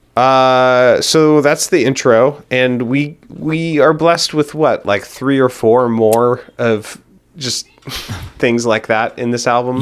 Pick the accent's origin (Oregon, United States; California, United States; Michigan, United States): Oregon, United States; Hillsboro; I grew up in Hillsboro, Oregon